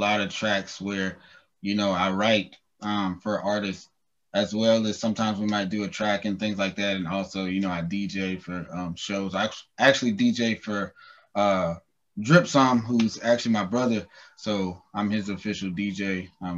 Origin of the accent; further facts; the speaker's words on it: Newnan, Georgia, United States; accent: southern; I was born in the U.S., Newnan, Georgia, actually where I was born at.